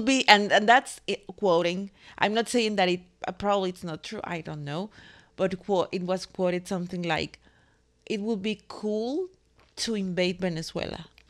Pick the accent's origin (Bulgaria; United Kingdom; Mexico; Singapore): Mexico; moved away; I'm from the land of quesadillas